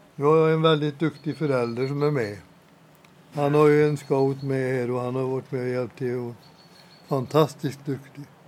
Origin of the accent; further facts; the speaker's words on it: Åmål, Västra Götaland, Sweden; moved away as an adult; now in Dals-Ed, Sweden; jag var scout i Åmål. Där jag växte upp eh, redan som åttaåring.